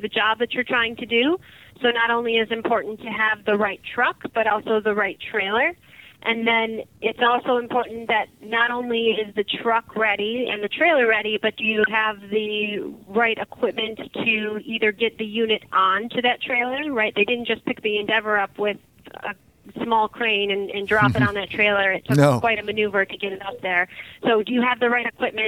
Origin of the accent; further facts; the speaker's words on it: Detroit, Michigan, United States; moved away as an adult; now in Virginia, United States; I grew up in the Detroit area. I moved down to Virginia later on in life